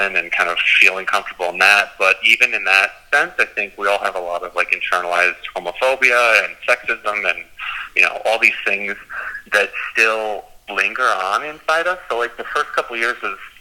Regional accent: United States; I grew up just outside of New York City. About an hour and a half away, and I was in a pretty typical small town

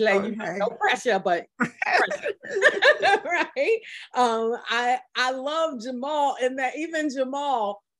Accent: New York City, New York, United States; growing up in Brooklyn and New York

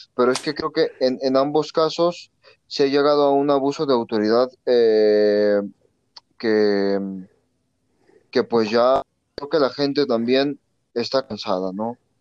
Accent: Mexico; aquí en México también pasamos por eso

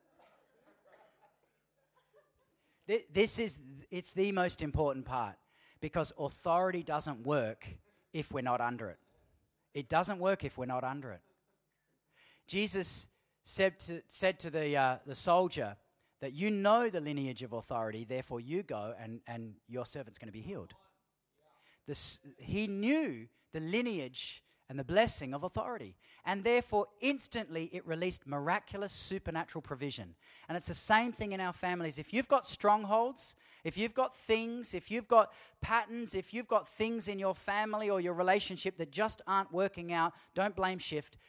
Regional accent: Australia; us as Aussie Christian men

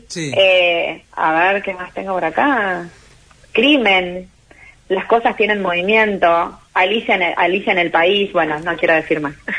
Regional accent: Chascomús, Buenos Aires Province, Argentina; yo soy chascomunense

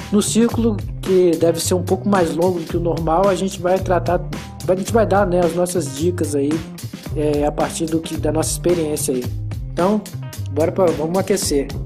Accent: Brazil; faixa azul, e assim como o jiu-jitsu, eu sou brasileiro, né?

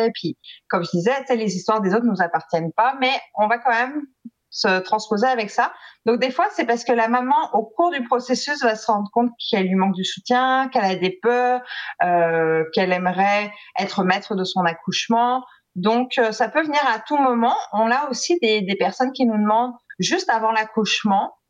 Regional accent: France; now in Quebec, Canada; je suis française

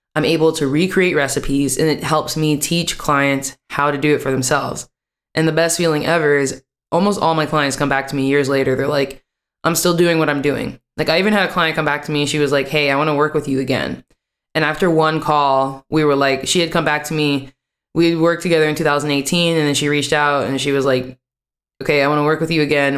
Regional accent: West Virginia, United States; moved away as an adult; also born or lived in New York City, United States / Washington, D.C., United States; now in Amsterdam, Netherlands; I lived in West Virginia still the majority of my life

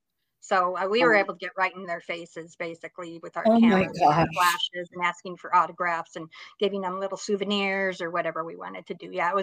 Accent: Los Angeles, California, United States; I grew up in West Los Angeles. Right now, I live about 50 miles north of LA.

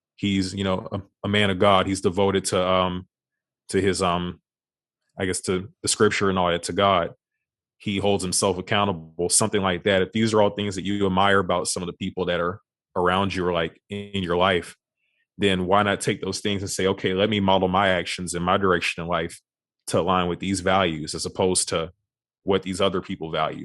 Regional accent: Beaumont, Texas, United States; moved away as an adult; now in Houston, United States; I was born and raised in Beaumont, Texas

